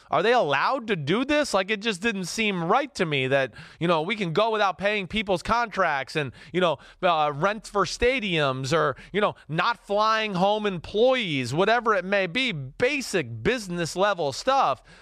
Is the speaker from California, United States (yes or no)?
no; New Jersey, United States; I'm from Jersey